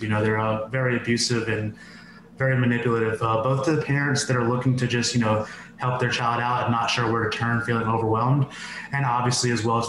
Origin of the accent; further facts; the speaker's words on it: New York City, New York, United States; born there; now in Los Angeles, United States; I'm 35 years old. I currently live in Los Angeles. I was born in New York City. My parents are first generation directly from India.